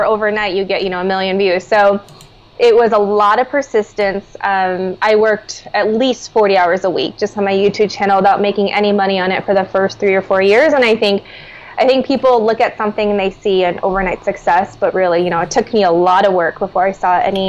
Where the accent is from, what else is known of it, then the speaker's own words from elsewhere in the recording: Minnesota, United States; I grew up in Minnesota, so I was the only non-blonde-haired, blue-eyed person in my school